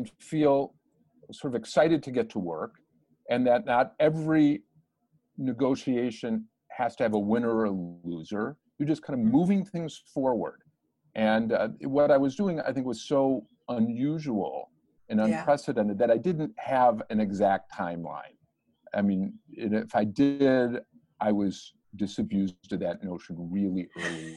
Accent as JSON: {"language": "English", "country": "Ghana", "tie": "born or raised there", "said": "I learned in Ghana as a schoolboy"}